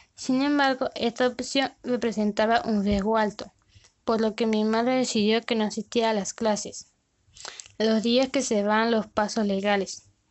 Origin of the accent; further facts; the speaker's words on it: Venezuela; also born or lived in Colombia; actualmente vivo con mi familia en Venezuela pero mi educación la recibo en Colombia